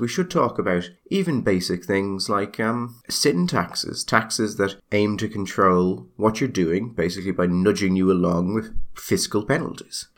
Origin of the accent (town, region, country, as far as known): Ireland